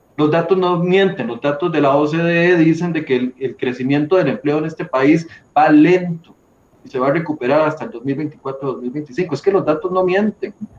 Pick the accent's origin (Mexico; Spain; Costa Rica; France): Costa Rica; como costarricenses